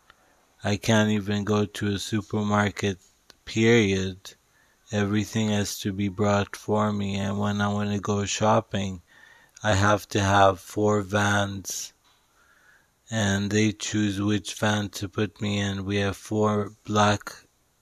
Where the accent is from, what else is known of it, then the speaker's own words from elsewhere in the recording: Dubai, United Arab Emirates; moved away as an adult; also born or lived in Vancouver, Canada; I grew up in Dubai, but I went to university in Vancouver